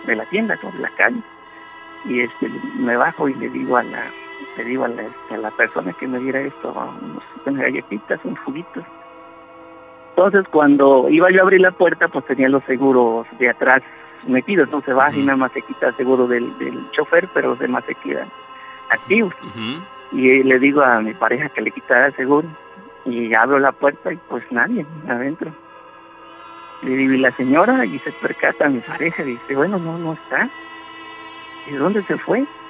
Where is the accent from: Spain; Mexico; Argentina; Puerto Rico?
Mexico; Xalapa, Veracruz; Yo soy originario de Jalapa, Veracruz